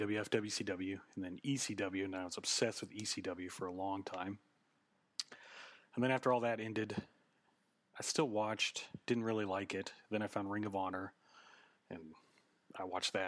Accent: Oklahoma, United States; I am from Oklahoma. You can probably hear it in my voice when I say Oklahoma.

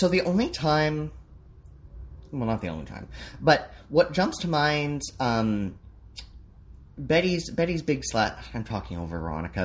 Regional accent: Canada; as a Canadian

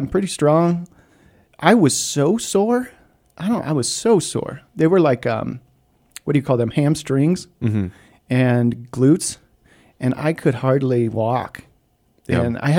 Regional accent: Copper Mountain, Colorado, United States; I grew up on Copper Mountain.

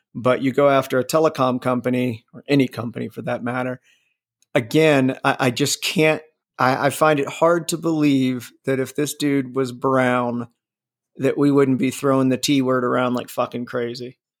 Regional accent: Midwest, United States; I'm from the Midwest.

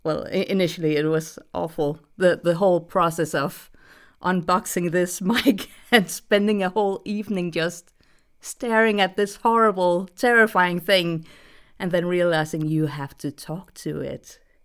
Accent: Denmark; English is a second language; I'm from Denmark, so I have a slightly weird accent.

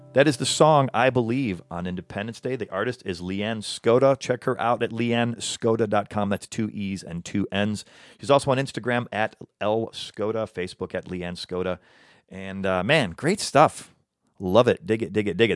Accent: Midwest, United States; also born or lived in Chicago; now in Los Angeles, United States; I'm from the Midwest.

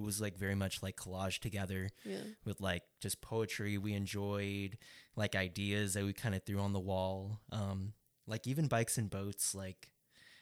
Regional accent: Stockton, California, United States; we've all, like, been born and raised in Stockton, or we've lived in Stockton our whole lives

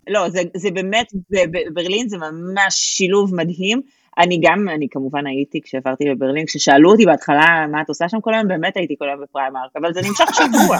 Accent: Israel; moved away as an adult; now in Germany; אני הייתי 27 שנה בארץ

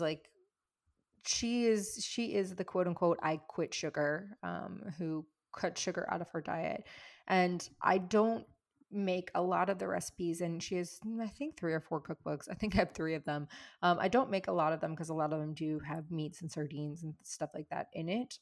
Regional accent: the South, United States; moved away; also born or lived in California / New York City; I grew up in the South where, like, you feed people to show your love

